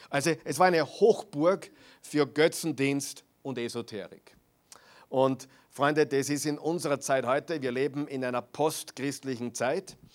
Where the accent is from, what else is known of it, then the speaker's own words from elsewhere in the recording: Austria; auch die christliche Tradition hier in, in, Österreich, zumindest am Land, wo ich aufgewachsen bin, war das noch sehr extrem.